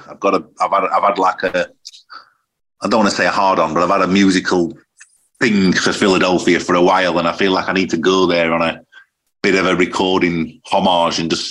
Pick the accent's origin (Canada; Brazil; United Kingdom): United Kingdom; Sheffield, Yorkshire and the Humber; I don't know if it's because I'm from Sheffield, but I'm always drawn to those cities.